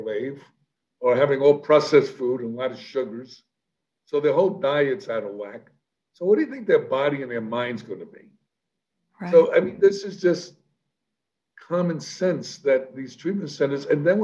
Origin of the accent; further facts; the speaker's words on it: New York City, New York, United States; I'm a kid from the South Bronx. I'm a street kid